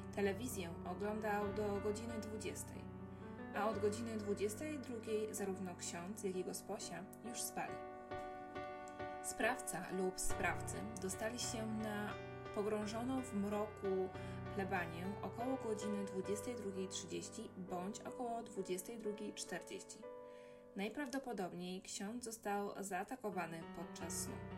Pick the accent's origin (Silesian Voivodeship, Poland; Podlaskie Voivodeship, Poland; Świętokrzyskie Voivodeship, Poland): Silesian Voivodeship, Poland; Rybnik; sama jestem z Rybnika